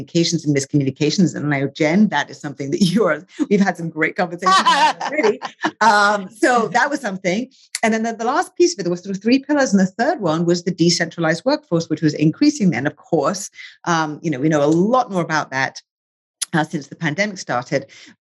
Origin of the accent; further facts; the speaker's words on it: England, United Kingdom; moved away as an adult; I grew up in England. I am British and American now.